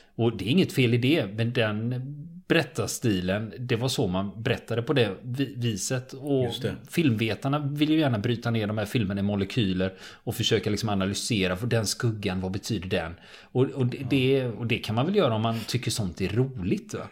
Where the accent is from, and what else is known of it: Sweden